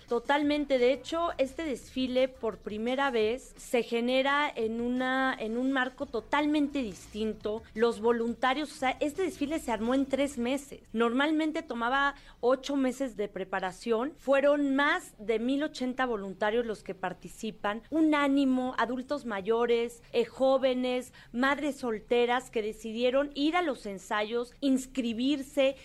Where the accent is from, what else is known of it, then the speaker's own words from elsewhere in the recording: Mexico City, Mexico; soy chilanga